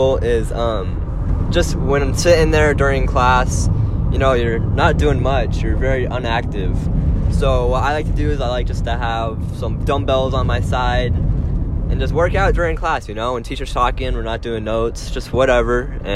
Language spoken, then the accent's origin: English; Vail, Arizona, United States; also born or lived in Sahuarita; I grew up in Vail for my elementary and kind of middle school days